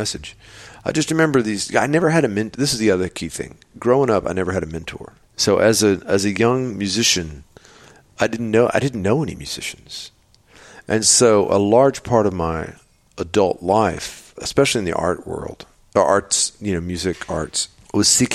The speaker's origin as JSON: {"language": "English", "region": "Texas", "country": "United States", "said": "I come from Texas, where Texans, they love their bullshit"}